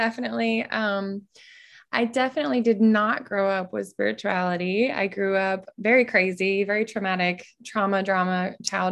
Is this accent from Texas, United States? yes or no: yes; Texas, United States; moved away as an adult; also born or lived in California; I was born and raised in Texas